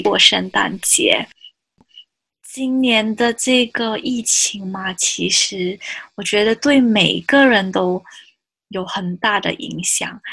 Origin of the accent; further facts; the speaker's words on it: Johor, Malaysia; moved away as an adult; also born or lived in United Kingdom; now in Ireland; 来自马来西亚。然后我来自，嗯，柔佛州